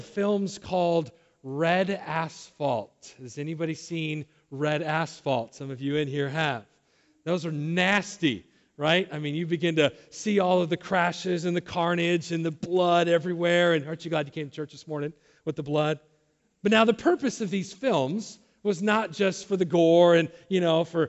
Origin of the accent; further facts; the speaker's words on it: Southern California, United States; I was raised down in Southern California.